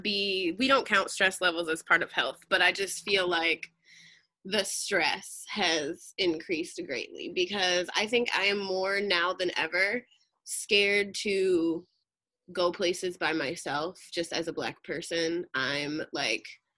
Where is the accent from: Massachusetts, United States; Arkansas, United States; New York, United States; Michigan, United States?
Michigan, United States; Southwest; now in California, United States; Originally from Southwest Michigan, so not Detroit